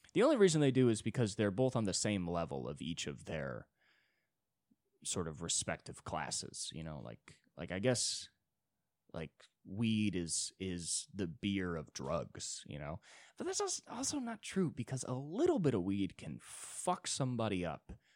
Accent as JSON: {"language": "English", "country": "United States", "said": "I'm an American"}